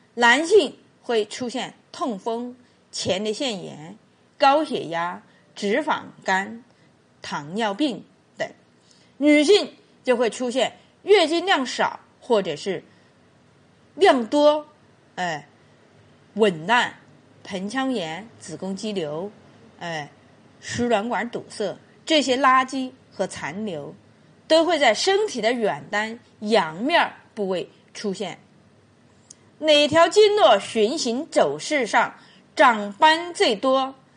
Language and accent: Chinese; Qichun, Hubei, China; 我们祈春有句方言